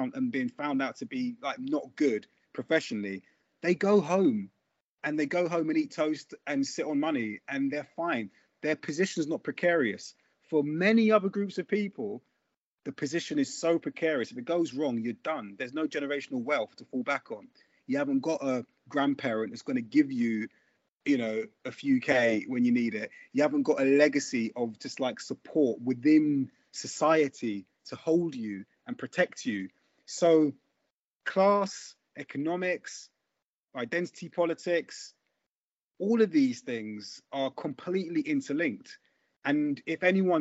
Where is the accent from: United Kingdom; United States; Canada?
United Kingdom; London; I grew up in Brixton in the 80s and 90s